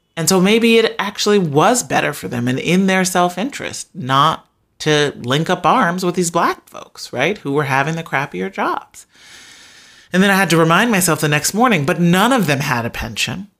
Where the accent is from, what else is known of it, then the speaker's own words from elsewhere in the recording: Chicago, Illinois, United States; growing up on the south side of Chicago